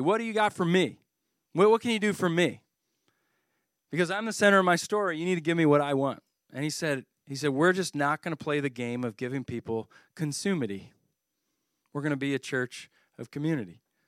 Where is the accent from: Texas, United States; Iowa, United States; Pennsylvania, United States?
Pennsylvania, United States; Philadelphia; I'm from the Philadelphia area